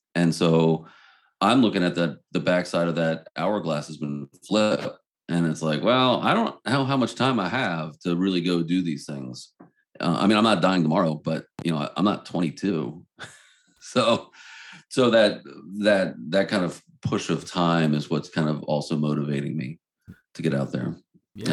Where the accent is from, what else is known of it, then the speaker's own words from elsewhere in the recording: Baltimore, Maryland, United States; we're from Baltimore